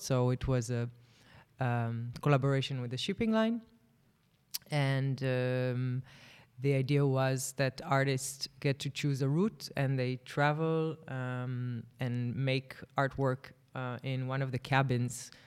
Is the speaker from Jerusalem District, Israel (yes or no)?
no; Tel Aviv, Tel Aviv District, Israel; Tel Aviv is my hometown